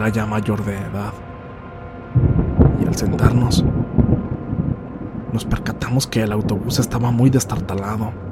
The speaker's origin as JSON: {"language": "Spanish", "town": "Apan", "region": "Hidalgo", "country": "Mexico", "tie": "born or raised there", "said": "Nosotros somos originarios de Apan, Hidalgo."}